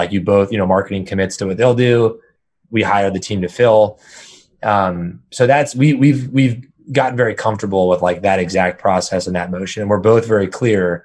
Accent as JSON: {"language": "English", "region": "Northern California", "country": "United States", "tie": "born or raised there", "lives_now": "San Francisco, United States", "said": "I've been born and raised in Northern California my entire life."}